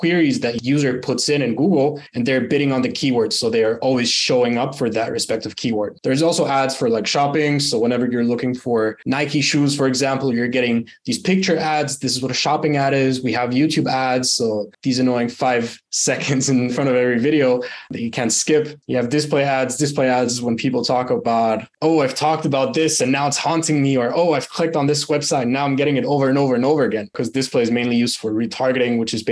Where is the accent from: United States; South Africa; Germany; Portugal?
Germany; moved away as an adult; also born or lived in United Arab Emirates; now in Bali, Indonesia; born and raised in Germany, actually emigrated to the UAE the last year in September, moved to Bali. So I'm living in Bali right now.